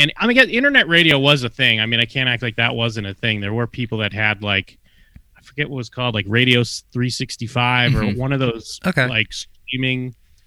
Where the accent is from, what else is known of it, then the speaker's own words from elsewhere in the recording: Massachusetts, United States; moved away; I'm from Massachusetts originally, East Coast